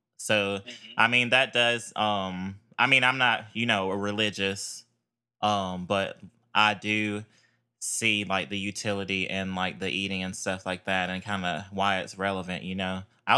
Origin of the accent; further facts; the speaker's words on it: Durham, North Carolina, United States; You know, I'm from North Carolina out here around Durham area.